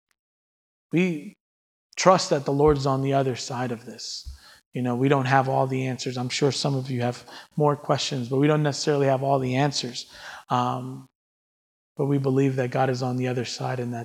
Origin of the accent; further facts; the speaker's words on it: New York, United States; as a New Yorker